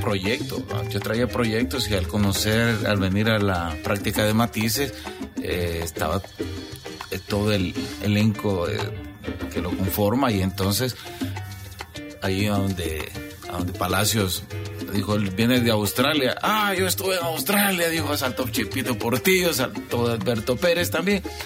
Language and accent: Spanish; El Salvador; moved away